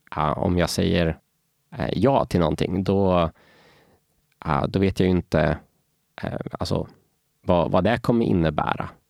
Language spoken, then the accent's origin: Swedish; Norrköping, Östergötland, Sweden; also born or lived in Falun, Sweden; now in Stockholm, Sweden; jag föddes faktiskt i Falun, men, eh, jag är uppväxt i Norrköping och, eh, numera bor jag här i Stockholm.